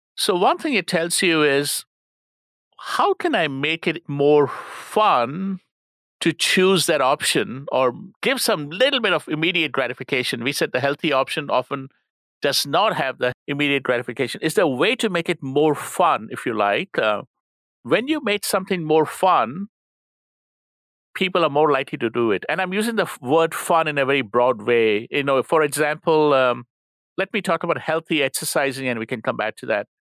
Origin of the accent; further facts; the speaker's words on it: India; moved away; I'm from India